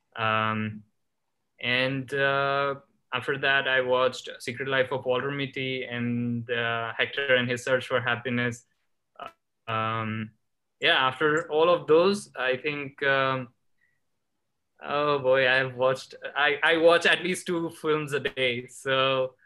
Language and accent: English; Ahmedabad, Gujarat, India; moved away as an adult; also born or lived in Los Angeles; I was born and raised in India, in a state called Gujarat